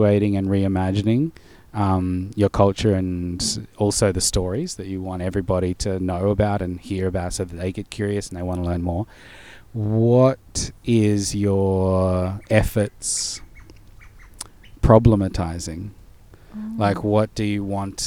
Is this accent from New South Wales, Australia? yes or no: no; Darwin, Northern Territory, Australia; I growing up in Darwin we only got ABC and Impaja sometimes